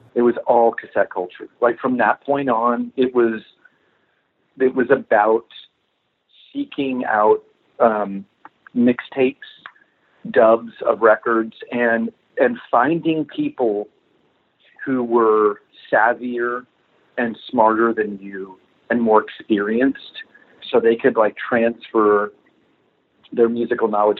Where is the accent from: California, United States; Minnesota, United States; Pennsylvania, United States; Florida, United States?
Florida, United States; I grew up in Florida